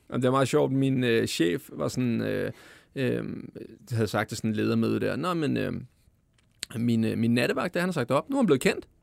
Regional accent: Glostrup, Capital Region of Denmark, Denmark; jeg kommer fra Klostrup, ikke? Og det, det er sådan, vi altid har snakket

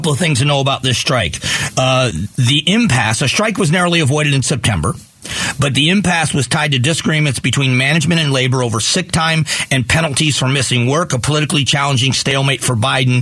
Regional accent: Southwest Florida, United States; also born or lived in Cleveland, Ohio; now in Arizona, United States; I was born in Northeast Ohio in Cleveland, and my uncles were Teamsters. So I have union membership in my family. But I grew up in Southwest Florida

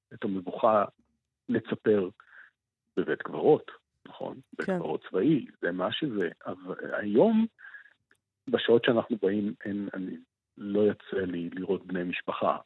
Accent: Jerusalem, Jerusalem District, Israel; born or raised there; now in Hulda, Israel

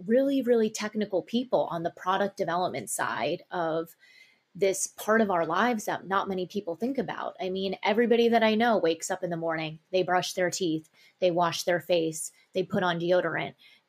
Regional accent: Tokyo, Japan; also born or lived in New York / Sydney; I was born in New York and I spent most of my childhood in Tokyo, Japan and Sydney, Australia. So I had a very cross cultural upbringing

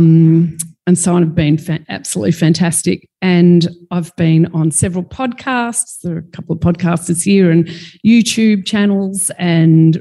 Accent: Melbourne, Victoria, Australia; I'm from Melbourne

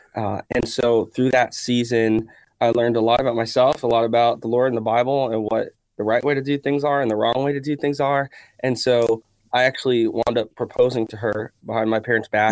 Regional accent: Miami, Florida, United States; we grew up in Miami

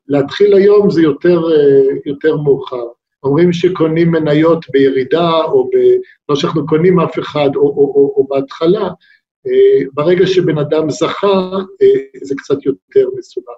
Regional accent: Israel; also born or lived in United States

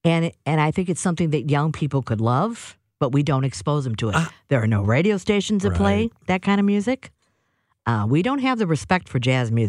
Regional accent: St. Louis, Missouri, United States; Uh-huh. Born and raised.

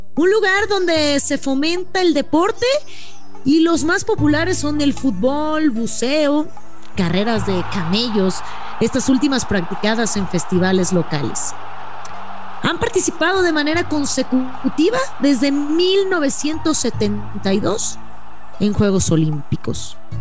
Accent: Mexico; nuestras mujeres mexicanas

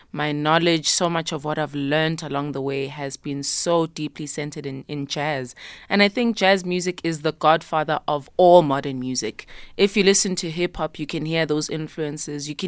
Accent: South Africa; first language isiZulu; English is a second language; I wrote in my mother tongue, isiZulu, as a way of wanting to just access um, a bit more than what I felt I was able to before

